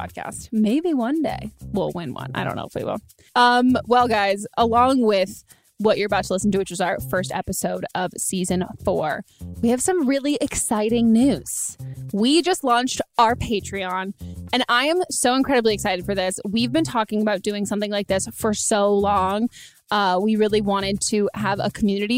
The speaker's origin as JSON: {"language": "English", "region": "California", "country": "United States", "tie": "born or raised there", "said": "I grew up in California"}